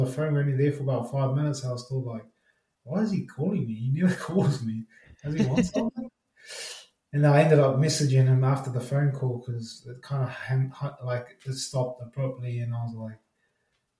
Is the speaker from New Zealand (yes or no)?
yes; Auckland, New Zealand; moved away as an adult; now in Sydney, Australia; I was born and raised in Auckland, West Auckland, out of Massey.